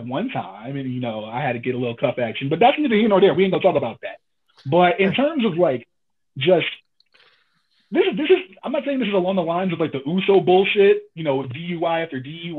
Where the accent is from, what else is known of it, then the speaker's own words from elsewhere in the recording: New Jersey, United States; moved away; my home state of New Jersey. Kingsburg, to be exact. That's like not even like 20, 30 minutes from like where I used to live.